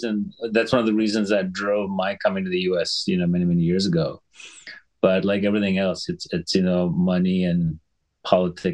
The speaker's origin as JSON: {"language": "English", "country": "Sri Lanka", "tie": "born or raised there", "also_born_or_lived": "Boston", "moved": "as an adult", "said": "I grew up in Sri Lanka, went to school there, and I came to Boston for college"}